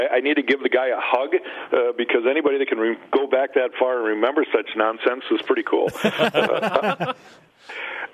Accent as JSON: {"language": "English", "region": "Minnesota", "country": "United States", "tie": "born or raised there", "said": "All the years that I grew up in Minnesota"}